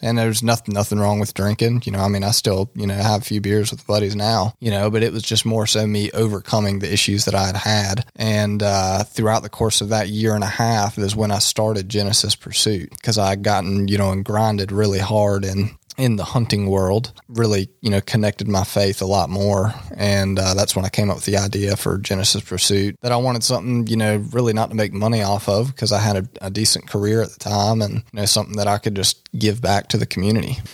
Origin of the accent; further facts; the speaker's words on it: Tarboro, North Carolina, United States; I am from Tarboro, North Carolina